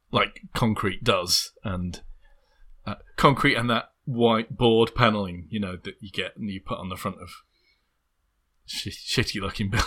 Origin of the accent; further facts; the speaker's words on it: Little Hulton, North West England, United Kingdom; I'm not sure by the time I was growing up in Little Hulton there was any evidence